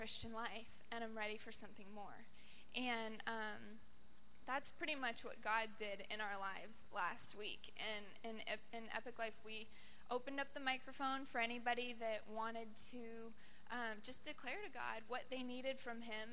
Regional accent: Colorado, United States; moved away as an adult; now in Sacramento, United States; I'm from Colorado, and I came out here to do an internship

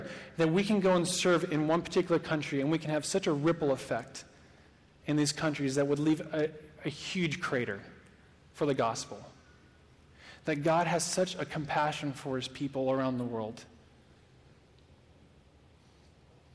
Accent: United States; also born or lived in Sacramento, California; I'm like white American

